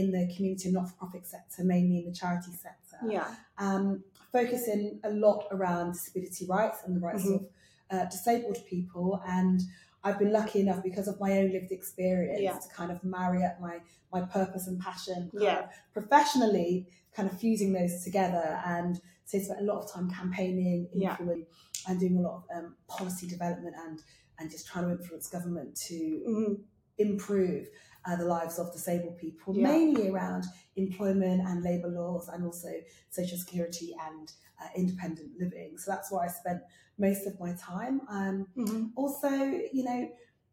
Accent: Bristol, South West England, United Kingdom; moved away; also born or lived in London; I'm originally from Bristol, which is in the southwest, and I grew up in quite a large family

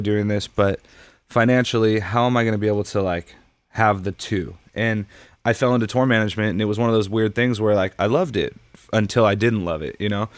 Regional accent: Huntington Beach, California, United States; also born or lived in Los Angeles, California; I grew up in Huntington Beach

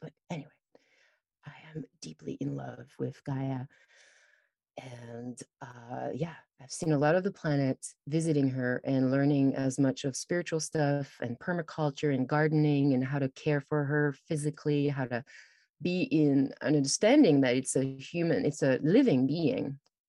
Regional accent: France; also born or lived in Toronto; So I've traveled a lot, and I grew up in France, and then I went to Toronto

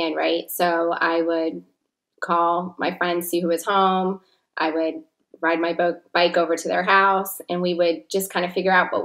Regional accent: Plantation, Florida, United States; I was born and raised in Plantation, Florida

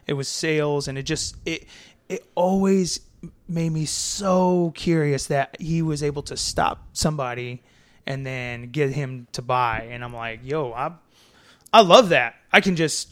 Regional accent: St. Louis, Missouri, United States; also born or lived in Texas; I grew up in North County. You know, here's this St. Louis thing. I went to Hazelwood West High School

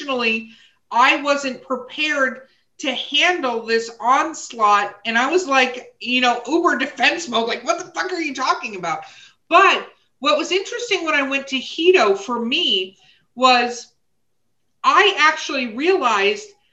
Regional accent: Los Angeles, California, United States; I grew up in Hollywood, California

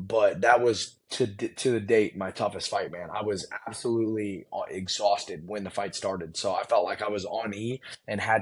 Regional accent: United States; I'm just American. That's what born and raised, my family's been here for a while

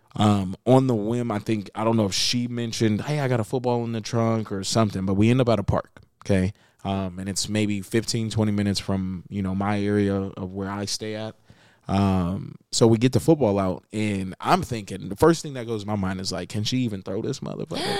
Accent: Las Vegas, Nevada, United States; I am from Las Vegas, Nevada. Born and raised.

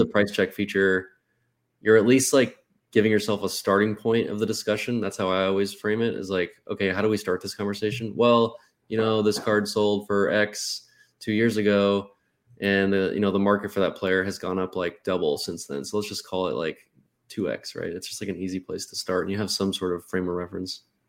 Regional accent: Arizona, United States; I'm from Arizona

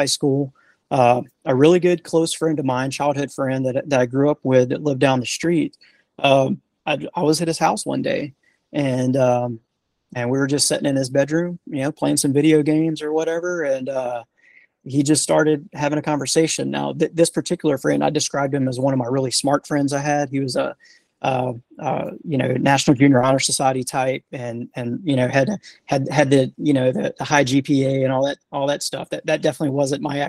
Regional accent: Sims, Alabama, United States; moved away as an adult; also born or lived in South Korea; now in Huntsville, United States; born and raised in a small town in the south part of Alabama down near the Gulf Coast in Mobile County. The city is called Sims.

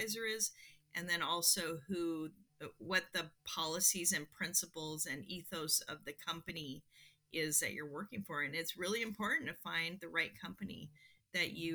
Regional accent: Seattle, Washington, United States; I grew up in Seattle

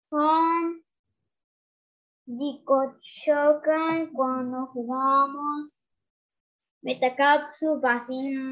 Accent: Mexico; Inglés, español, ¿por qué no? Porque soy mexicano.

